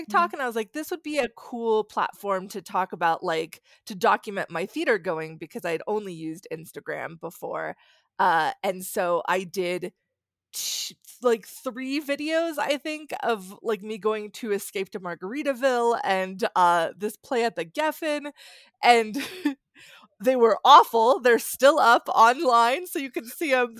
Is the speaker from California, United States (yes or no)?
yes; Southern California, United States; now in New York City, United States; I'm from Southern California